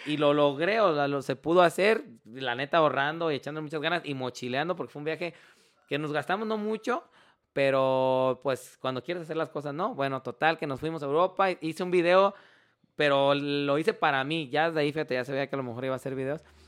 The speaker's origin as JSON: {"language": "Spanish", "country": "Mexico", "said": "nosotros como mexicanos"}